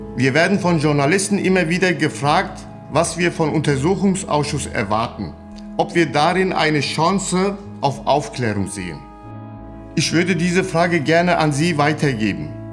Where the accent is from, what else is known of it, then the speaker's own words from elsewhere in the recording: Hanau, Hesse, Germany; ich bin 1974 in Hanau geboren